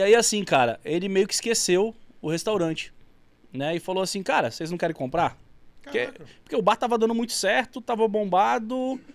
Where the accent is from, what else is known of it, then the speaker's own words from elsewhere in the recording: Carauari, Amazonas, Brazil; also born or lived in Manaus; Nasci em Carauari